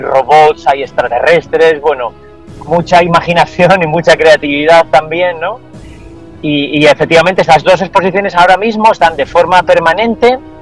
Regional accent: Asturias, Spain; also born or lived in Valoria, Valladolid; now in Valladolid, Spain; soy asturiano y siempre estoy pensando en, volver a Asturias, en regresar

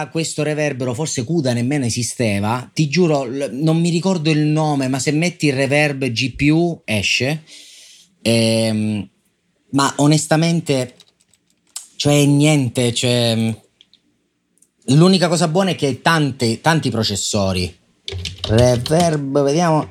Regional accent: Sicily, Italy; io sono siciliano

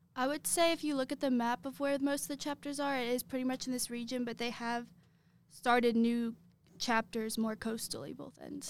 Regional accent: Lexington, Kentucky, United States; I am from Lexington.

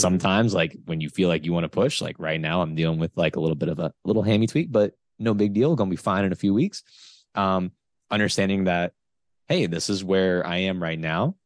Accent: Florida, United States; I'm from Florida.

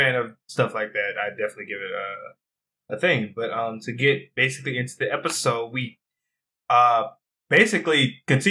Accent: United States; Because we're American.

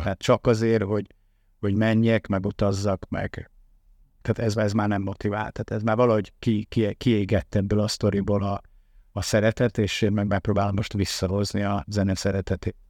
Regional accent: Tamási, Tolna, Hungary; moved away; Én vidéki gyerek vagyok, Tamásiban nevelkedtem

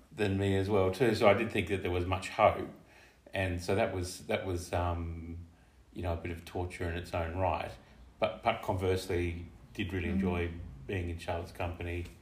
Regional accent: Tasmania, Australia; moved away as an adult; I grew up in Tasmania

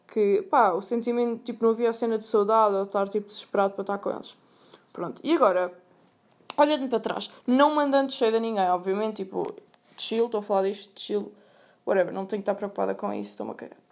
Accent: Sintra, Lisbon, Portugal; eu sou de Sintra.

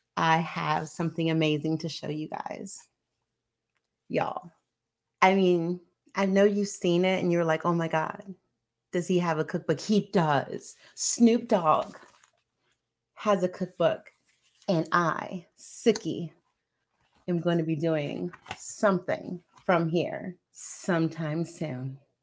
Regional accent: Hawaii, United States; I am from Hawaii

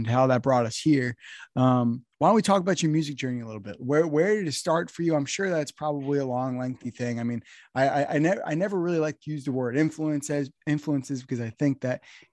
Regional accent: New Jersey, United States; I'm from New Jersey

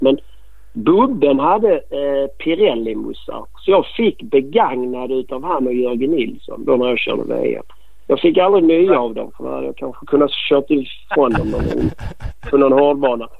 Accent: Malmö, Skåne, Sweden; accent: skånska; now in Bromölla, Sweden; Jag är väl mer Malmöbo

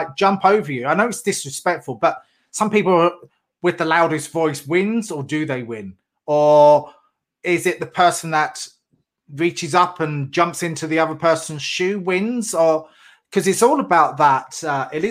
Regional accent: England, United Kingdom; moved away; I'm English

